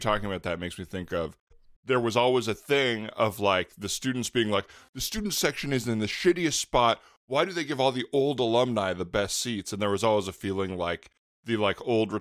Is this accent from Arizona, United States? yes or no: yes; Tucson, Arizona, United States; moved away as an adult; now in Los Angeles, United States; I grew up in Tucson. I did 2 years at U of A, and then I came out to Los Angeles.